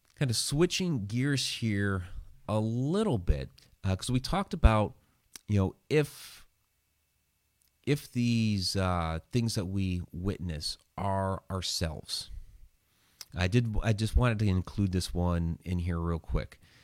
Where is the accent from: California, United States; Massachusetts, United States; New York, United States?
Massachusetts, United States; when I was a child in Massachusetts